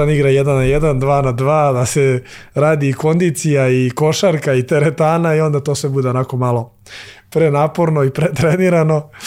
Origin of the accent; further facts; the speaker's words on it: Serbia; kod nas u Srbiji